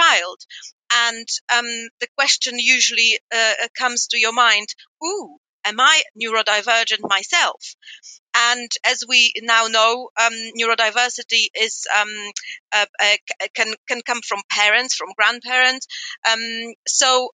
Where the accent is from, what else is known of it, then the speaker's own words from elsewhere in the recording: Poland; moved away; I grew up in Poland in the 80s.